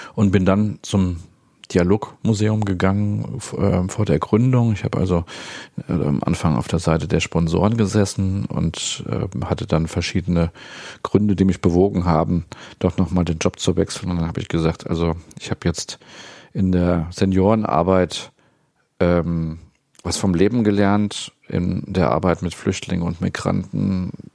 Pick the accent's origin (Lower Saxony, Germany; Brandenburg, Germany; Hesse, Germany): Hesse, Germany; Dieburg; moved away as an adult; also born or lived in Friedberg / Marburg / Kassel; geboren bin ich in Dieburg, da wohne ich auch jetzt wieder nach äh, längerer Pause. Ähm, hab zunächst damals die Schule für Blinde in Friedberg besucht.